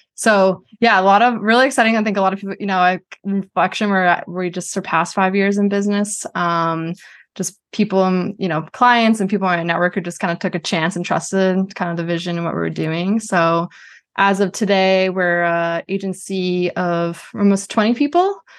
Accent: Boston, Massachusetts, United States; also born or lived in New Hampshire; I grew up in Boston, went to University of New Hampshire

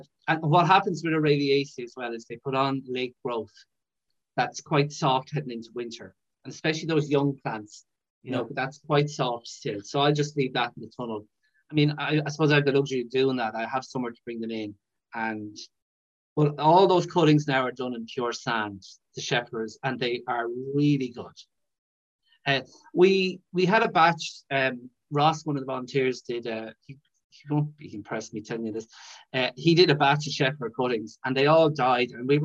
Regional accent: Brazil; I'm from Brazil, so I'm not sure how hard it'd be, but you just don't care.

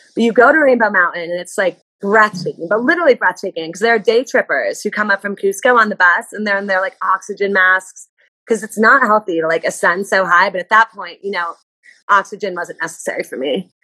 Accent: New Jersey, United States; I'm from New Jersey, so I do love New Jersey

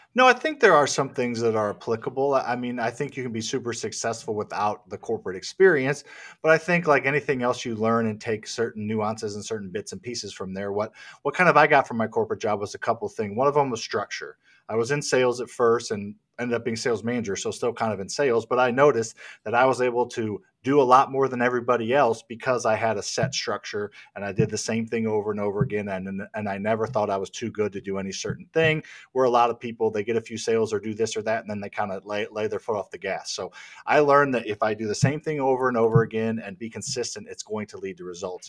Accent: Midwest, United States; I grew up in the Midwest, in the lower middle class

